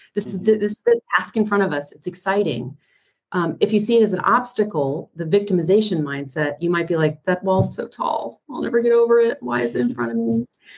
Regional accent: East Coast, United States; I grew up on the East Coast in a very chaotic and abusive environment.

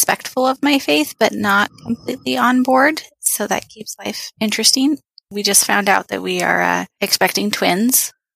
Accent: rural Oregon, United States; moved away as an adult; also born or lived in Tucson, Arizona; I grew up in rural Oregon.

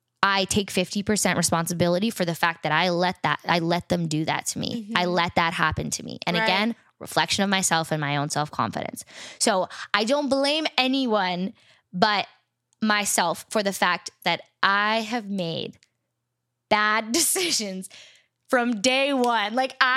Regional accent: New York, United States; Yeah, like 45 small... minutes north of the, of the city.

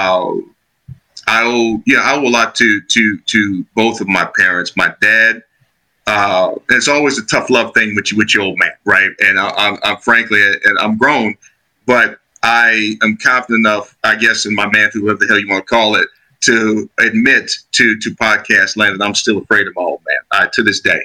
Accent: Chicago, Illinois, United States; Product of the South Side of Chicago, Illinois. I grew up in Roseland

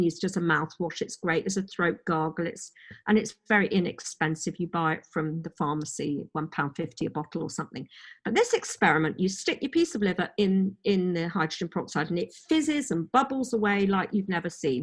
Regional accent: Oxford, South East England, United Kingdom; also born or lived in Madrid, Spain; I grew up in Oxford, university, academic

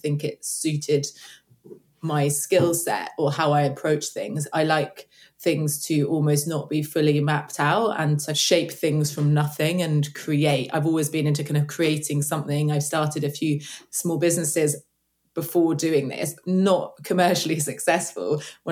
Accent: London, United Kingdom; also born or lived in Cape Town; So I'm from London. Well, I'm from the east part of the UK

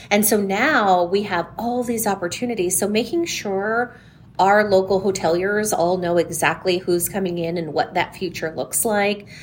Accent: San Diego, California, United States; now in Coachella Valley, United States; I'm from San Diego originally, um, born and raised there, came out here at about 15

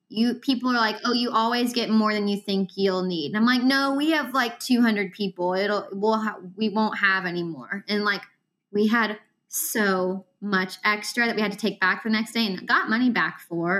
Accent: Lexington, United States; we're from Lexington

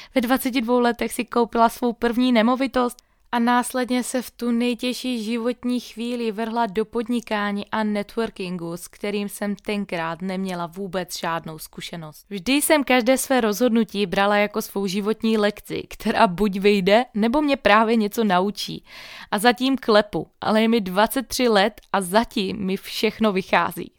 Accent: Moravia, Czechia; pocházím z Moravy

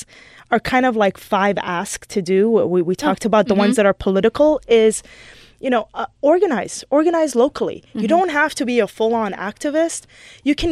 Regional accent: United States; also born or lived in Michigan / Los Angeles; I'm Middle Eastern, but I was born and raised in this country

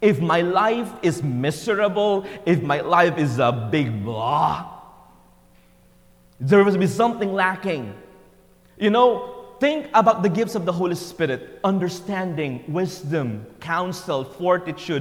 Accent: Philippines; first language Tagalog; English is a second language; moved away as an adult; born in a simple town way back in the Philippines. You know, English was not my first language.

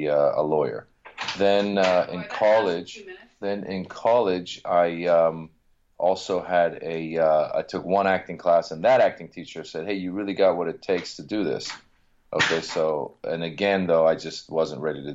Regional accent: Marin County, Northern California, United States; English is a second language; also born or lived in Iran / Reno, Nevada; now in Los Angeles, United States; I grew up in Northern California

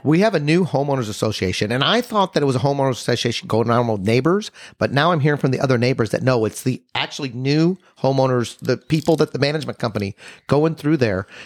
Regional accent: Texas, United States; we're from Texas

